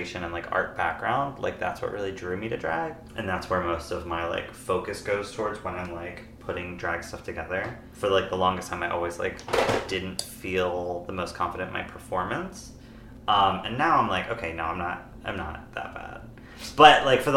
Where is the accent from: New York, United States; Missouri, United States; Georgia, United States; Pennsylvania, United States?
Pennsylvania, United States; now in Stockton, United States; I'm from Pennsylvania